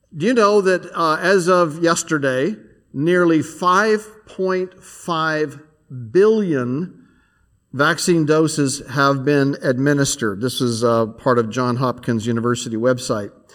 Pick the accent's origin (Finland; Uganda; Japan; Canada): Canada; now in United States; I'm a Canadian